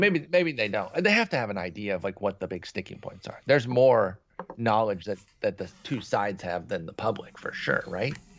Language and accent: English; Midwest, United States; now in Texas, United States; I grew up in the Midwest. I now live in Texas